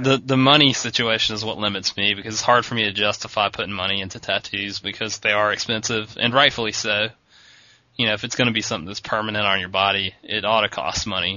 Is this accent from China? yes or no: no; East Coast, United States; we're from the East Coast and our surf comes from hurricanes a lot